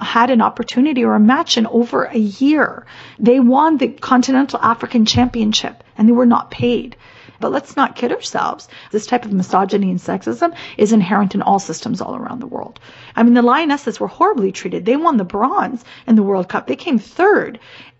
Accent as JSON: {"language": "English", "country": "Canada", "said": "I'm Canadian."}